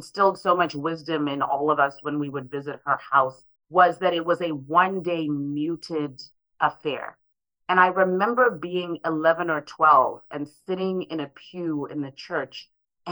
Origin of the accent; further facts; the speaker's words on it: Harare, Zimbabwe; now in St. Louis, United States; I was one of those children growing up in Harare